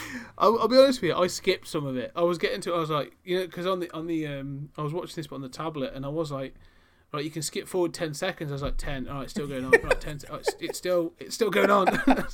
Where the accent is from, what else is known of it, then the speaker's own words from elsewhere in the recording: Wigan, North West England, United Kingdom; Well, I'm from Wigan in England.